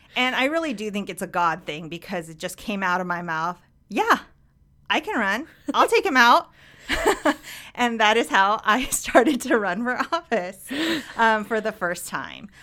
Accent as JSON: {"language": "English", "area": "Orange County", "region": "California", "country": "United States", "tie": "born or raised there", "said": "I grew up in Orange County, child of, um, immigrants, first generation Korean American"}